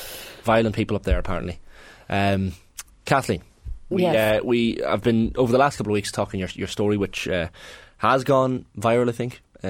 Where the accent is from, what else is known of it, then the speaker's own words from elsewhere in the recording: Newry, Northern Ireland, United Kingdom; born there; Yeah, but I was born in Daisy Hill Hospital in Newry, right?